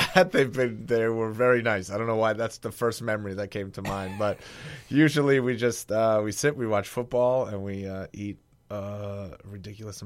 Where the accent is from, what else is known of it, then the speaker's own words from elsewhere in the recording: New York City, New York, United States; moved away as an adult; I lived in Staten Island for 40 years